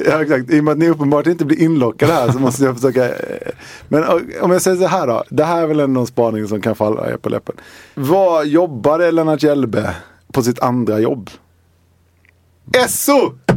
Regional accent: Halmstad, Halland County, Sweden; hemma i Halmstad

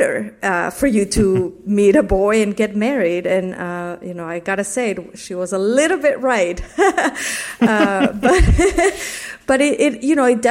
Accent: Mexico City, Mexico; moved away; I grew up in a very conservative community in Mexico City

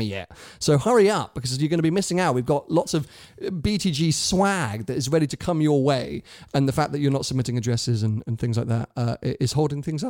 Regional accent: United Kingdom; I, as a Brit, felt safe moving through Italy

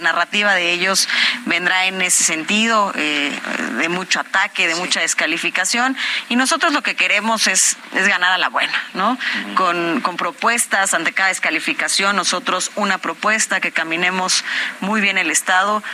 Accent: Cuautitlán Izcalli, State of Mexico, Mexico; yo soy de Cuautitlán Izcalli

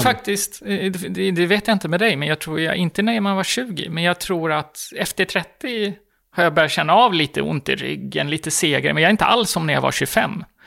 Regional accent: Gotland, Sweden; moved away as an adult; also born or lived in Stockholm; jag kommer från Gotland där det är ganska normalt att man kanske har en två, tre barn vid 25 års ålder

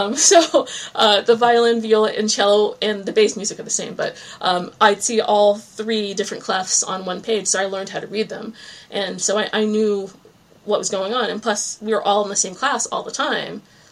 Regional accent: New England, United States; born there; also born or lived in Virginia; now in Cape Cod, United States; Well, I was born in New England and I had always wanted to come back.

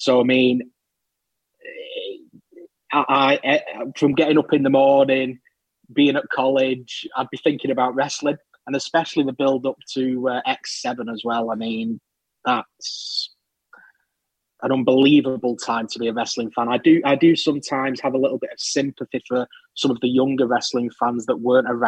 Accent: Manchester, North West England, United Kingdom; also born or lived in Bolton; I was born just up the road in Bolton. In terms of where I've lived, the overwhelming majority of my life, I've been in Manchester

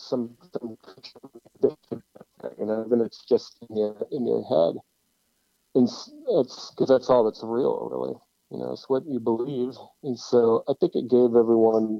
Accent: Los Angeles, California, United States; we're from Los Angeles

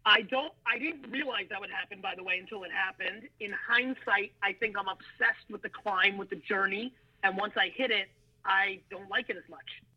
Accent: Edison, New Jersey, United States; English is a second language; also born or lived in former Soviet Union; being an immigrant from the former Soviet Union, growing up in Jersey with East Coast flavor

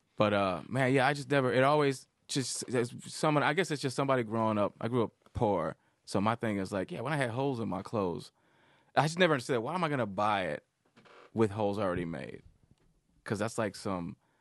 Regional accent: Detroit, Michigan, United States; I grew up in Detroit, so I I was always around like real thug, like hood

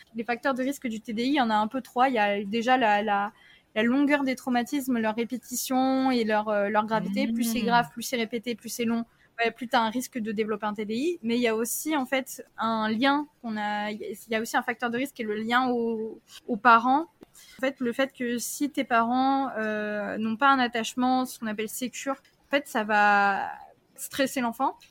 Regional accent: France; also born or lived in Tahiti; j'ai vécu un déménagement à 7 ans et demi où après ben, mes parents sont séparés et j'ai déménagé en France métropolitaine parce que j'étais à Tahiti

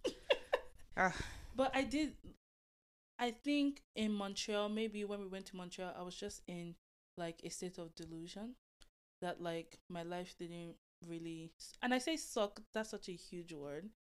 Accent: Delta, Nigeria; now in Toronto, Canada; I was born and raised in Nigeria, Delta State

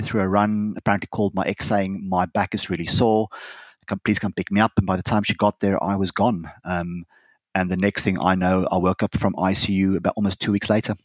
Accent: South Africa; now in United Kingdom; I'm a South African

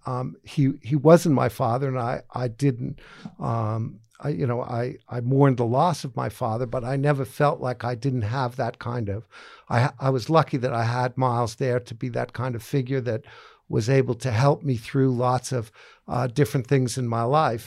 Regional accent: outside of Boston, Massachusetts, United States; I grew up in Boston, Massachusetts, outside of Boston, Massachusetts, and, uh, um, in a real sort of country town

